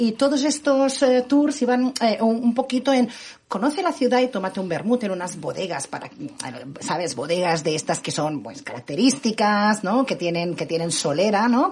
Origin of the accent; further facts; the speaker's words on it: Barcelona, Catalonia, Spain; moved away; Soy la barcelonesa más guiri de la ciudad